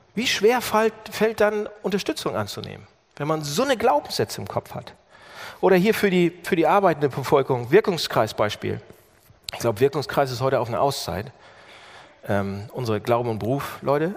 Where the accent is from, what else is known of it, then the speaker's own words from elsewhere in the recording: Germany; als Deutscher